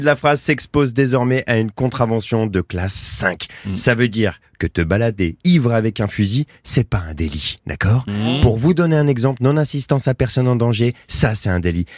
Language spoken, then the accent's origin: French; Roquebrune-sur-Argens, Provence-Alpes-Côte d'Azur, France; je viens de Roquebrune sur Argence, hein, dans le sud